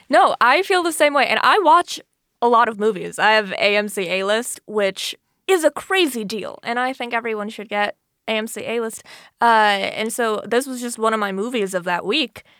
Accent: Florida, United States; moved away as an adult; I'm originally from Florida

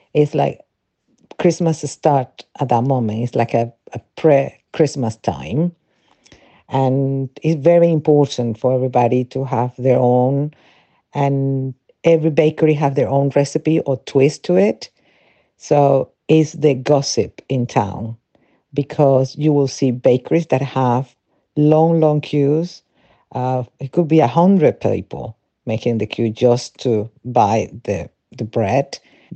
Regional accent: Venezuela; moved away as an adult; now in England, United Kingdom; I'm original from Venezuela, where I was raised and lived until I was 25

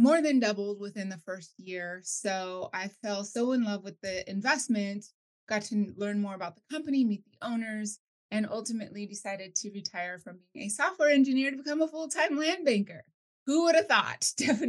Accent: New Mexico, United States; moved away as an adult; now in California, United States; I was originally born and raised in New Mexico

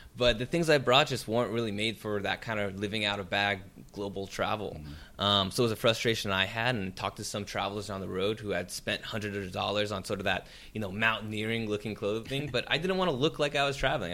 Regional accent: San Jose, California, United States; now in Los Angeles, United States; my hometown in San Jose

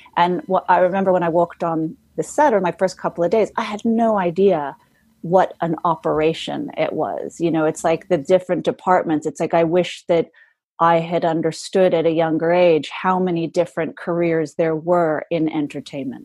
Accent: Los Angeles, California, United States; I was born in Los Angeles and my mom was in the entertainment business. So she was a model and commercial spokesperson. And so I sort of grew up um, in the, in the entertainment industry

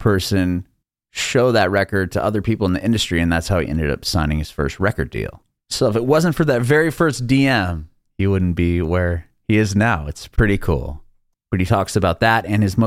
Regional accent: San Diego, California, United States; moved away as an adult; now in Nashville, United States; I'm from San Diego and my family and I just recently moved to Nashville about a year and some months ago

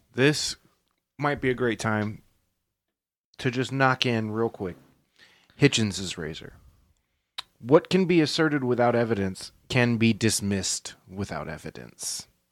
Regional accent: United States; we're American

